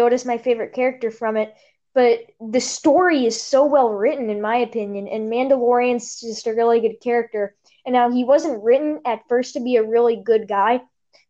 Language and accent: English; Kentucky, United States; I'm gonna get my Kentucky Fried Chicken because I'm from Kentucky.